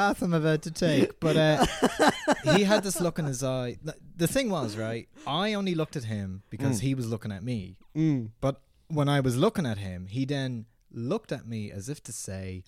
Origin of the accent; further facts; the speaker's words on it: Newbridge, County Kildare, Ireland; I grew up in Newbridge in Kildare